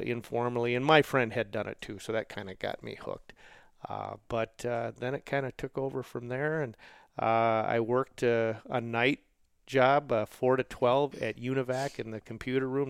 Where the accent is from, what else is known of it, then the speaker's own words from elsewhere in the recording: Roseville, Minnesota, United States; I grew up in Roseville, Minnesota, which is a suburb of the cities